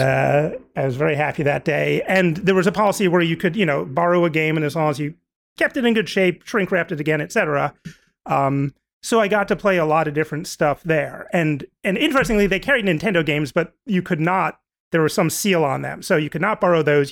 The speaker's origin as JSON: {"language": "English", "region": "New Jersey", "country": "United States", "said": "I'm from New Jersey"}